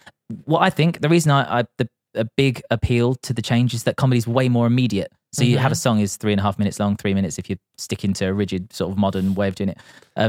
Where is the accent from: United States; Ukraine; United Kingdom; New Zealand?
United Kingdom; Grays, East of England; because we're just from Grays.